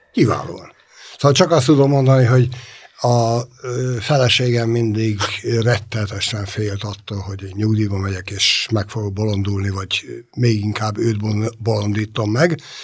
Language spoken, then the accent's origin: Hungarian; Budapest, Hungary; a Ferencváros kellős közepén nőttem föl